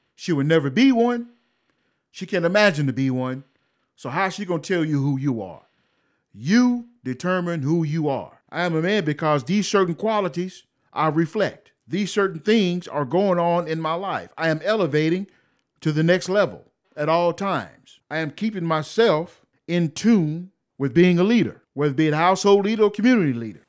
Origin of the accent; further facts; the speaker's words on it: United States; I'm an American